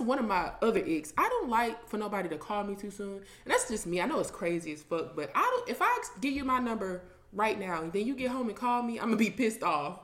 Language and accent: English; Ohio, United States; moved away; I'm from Ohio